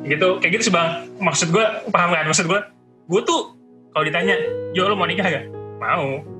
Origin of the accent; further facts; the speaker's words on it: North Sumatra, Indonesia; karena gue Batak kan kan ada nih terus gue anak cowok paling gede